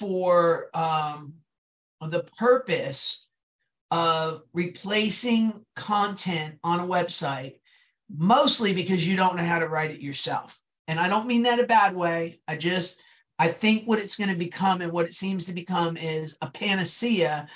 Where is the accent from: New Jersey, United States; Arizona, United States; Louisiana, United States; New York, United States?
New Jersey, United States; accent: Brooklyn; also born or lived in Brooklyn; I'm from New Jersey and I kind of sound like I crawled out of Brooklyn